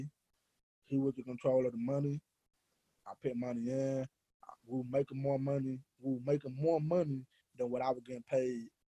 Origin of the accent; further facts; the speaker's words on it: Atlanta, Georgia, United States; we're from Atlanta. So, we're from Black Hollywood.